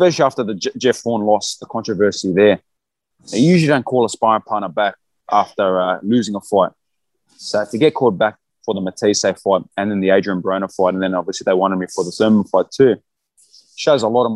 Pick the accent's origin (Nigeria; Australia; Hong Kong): Australia; I'm from Australia.